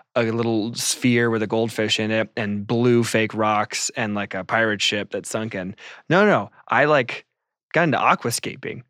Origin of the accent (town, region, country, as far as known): United States